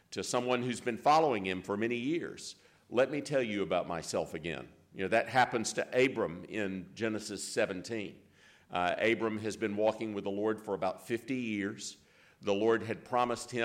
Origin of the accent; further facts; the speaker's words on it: Greenville, South Carolina, United States; now in Jackson, United States; I was born and reared in Greenville, in the county of Greenville in South Carolina